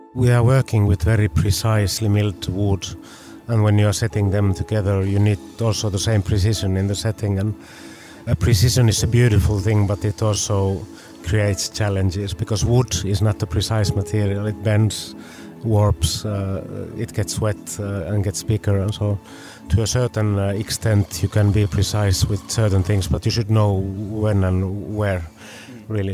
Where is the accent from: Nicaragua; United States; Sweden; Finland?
Finland; we come from Finland